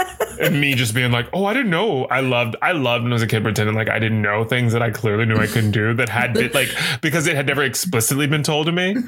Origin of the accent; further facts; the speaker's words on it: the South, United States; I'm from the South